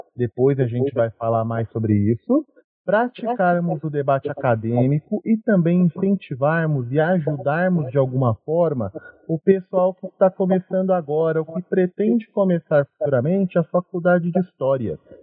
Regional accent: Cravinhos, São Paulo, Brazil; eu sou da cidade de Cravinhos, pertinho de Ribeirão Preto

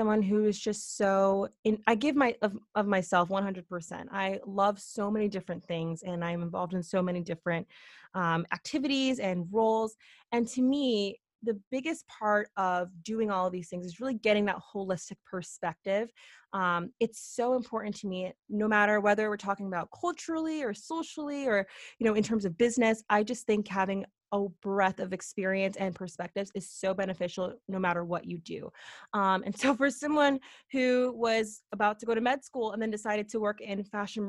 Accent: Connecticut, United States; also born or lived in Boston, Massachusetts; I'm from Connecticut, went to University of Connecticut, stayed in state

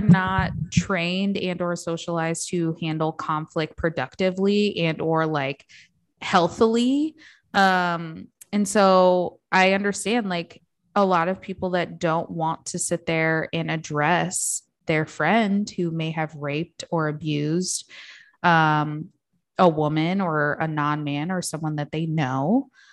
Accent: Midwest, United States; I grew up in the Midwest

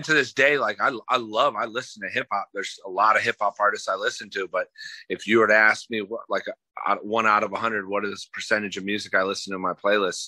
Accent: Lakeland, Florida, United States; also born or lived in Michigan; I'm from Florida. I was raised in Polk County, Lakeland. Born in Michigan, but I've been raised

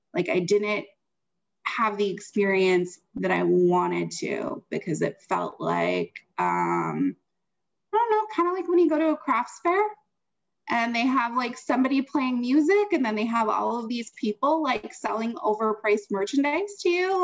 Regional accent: Wisconsin, United States; moved away; I'm from Wisconsin

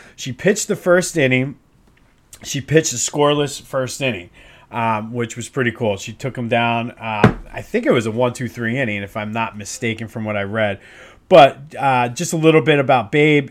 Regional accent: Coatesville, Pennsylvania, United States; my hometown of Coatesville.

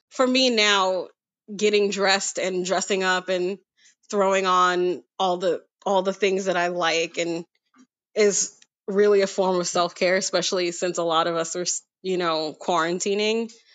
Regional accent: New York City, New York, United States; now in Brooklyn, United States; I'm from Queens originally, and now I live in Brooklyn

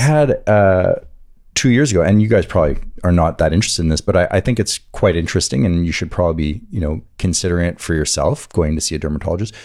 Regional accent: Atlantic side of the country, East Coast, United States; I grew up on the Atlantic side of the country

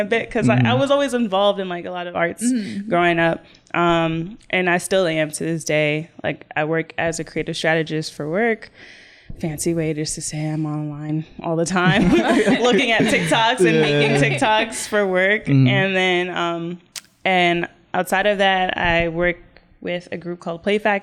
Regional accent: Rahway, New Jersey, United States; also born or lived in Jamaica; My family's Jamaican. I was raised in Rahway. I wasn't born here

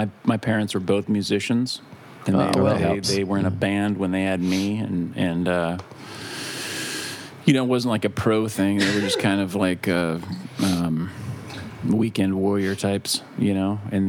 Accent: Corvallis, Oregon, United States; also born or lived in Los Angeles; now in Bali, Indonesia; I was born and raised just south of Portland, about 80 miles in a little town called Corvallis.

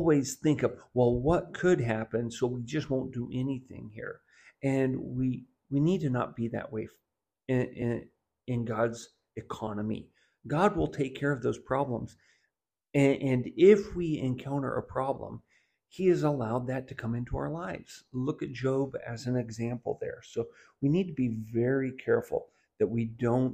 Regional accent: Southwest Missouri, United States; growing up in Southwest Missouri

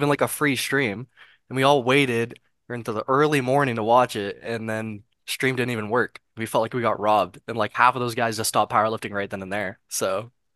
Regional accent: Canada; I'm Canadian

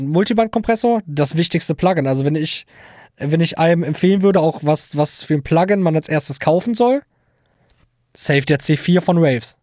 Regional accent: Hildesheim, Lower Saxony, Germany; komme aus dem wunderschönen Niedersachsen, um es genau zu sagen, Hildesheim

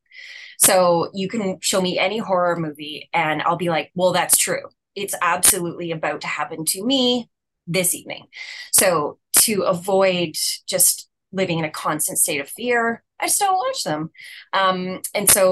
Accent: Saskatchewan, Canada; I am born and raised in Saskatchewan

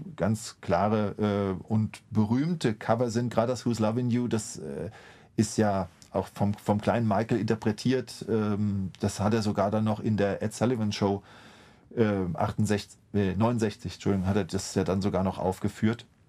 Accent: Mainz, Rhineland-Palatinate, Germany; ich als Mainzer

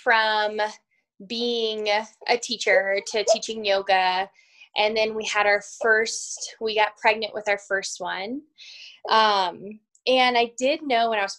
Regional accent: Virginia, United States; moved away as an adult; now in Colorado, United States; I am originally from Virginia and moved out to Colorado. I've been out here for about 12, almost 13 years now

